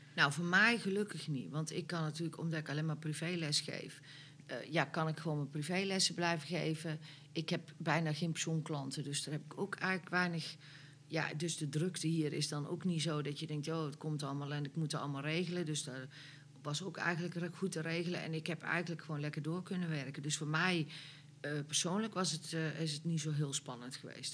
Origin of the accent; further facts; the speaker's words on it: North Brabant, Netherlands; wij zijn Brabanders